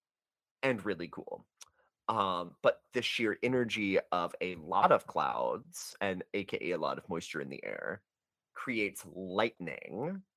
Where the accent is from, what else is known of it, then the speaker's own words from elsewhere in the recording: North Texas, United States; we are both from North Texas